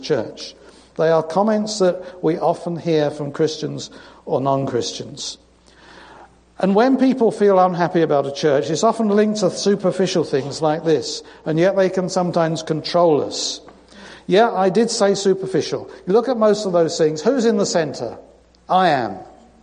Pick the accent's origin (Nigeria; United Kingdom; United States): United Kingdom; moved away; I'm British